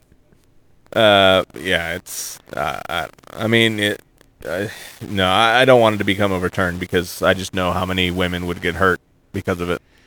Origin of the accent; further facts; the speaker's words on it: Arlington, Texas, United States; I was from Arlington